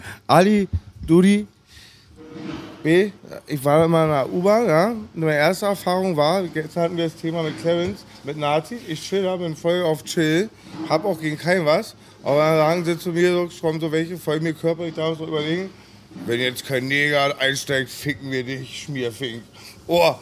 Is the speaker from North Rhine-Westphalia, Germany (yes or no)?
no; Berlin, Germany